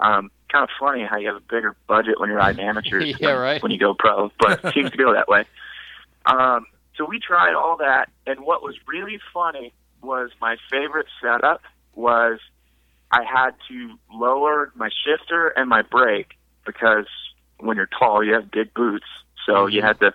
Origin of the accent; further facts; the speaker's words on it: Texas, United States; now in Louisville, United States; I'm from Texas. Lived a little bit all over, but Texas is definitely home.